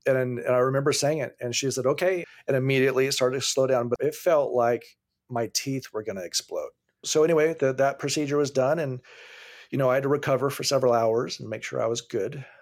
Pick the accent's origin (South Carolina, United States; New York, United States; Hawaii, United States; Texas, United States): Hawaii, United States; now in California, United States; I grew up in Hawaii